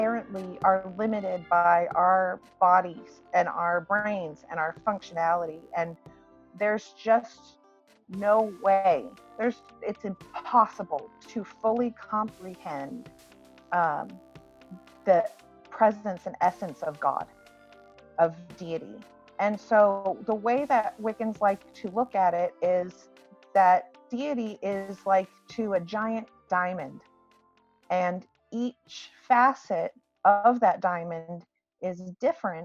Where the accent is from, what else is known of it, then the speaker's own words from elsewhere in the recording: Washington, United States; I hail from the Washington Pacific Northwest area. I was born and raised in Washington